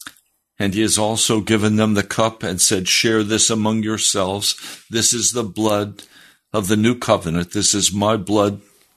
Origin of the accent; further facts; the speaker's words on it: Denver, Colorado, United States; born there; also born or lived in Bosler, Wyoming / Laramie, Wyoming / Pennsylvania; I was born in Denver, Colorado. My family moved from Denver to a place called Bosler, Wyoming, and to Laramie, Wyoming, and to Pennsylvania.